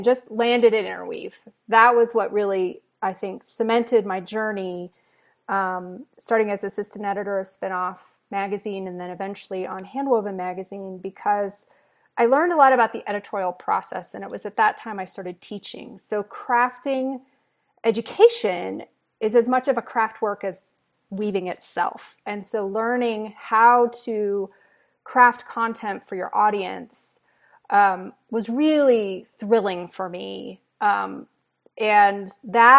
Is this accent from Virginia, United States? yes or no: yes; Virginia, United States; I grew up in Virginia